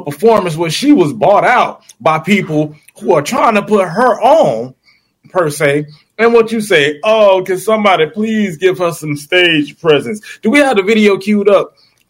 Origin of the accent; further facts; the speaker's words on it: Florida, United States; I'm from Florida.